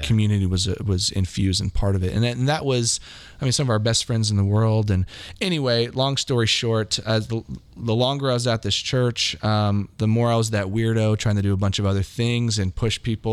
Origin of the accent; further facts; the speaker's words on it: Kansas City, Missouri, United States; also born or lived in Hawaii / Manhattan, Kansas; I basically grew up in Kansas City since then. So Kansas City has been my home since I was very little